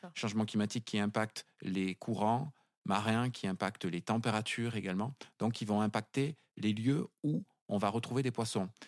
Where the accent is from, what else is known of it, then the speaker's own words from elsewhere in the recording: Cambo-les-Bains, Nouvelle-Aquitaine, France; moved away as an adult; also born or lived in Paris; je suis natif du Pays Basque. Je suis originaire de, de Cambo-les-Bains